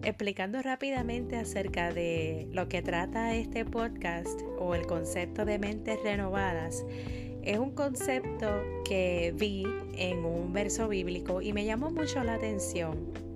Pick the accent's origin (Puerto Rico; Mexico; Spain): Puerto Rico; soy de Puerto Rico